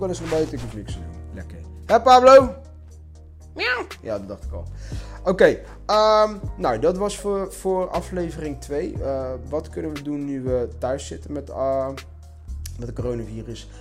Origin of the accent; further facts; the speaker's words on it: Curaçao; bij ons op Curaçao